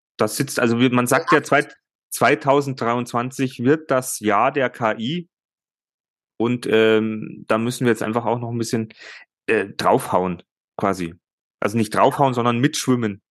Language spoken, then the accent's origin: German; Germany; bei uns in Deutschland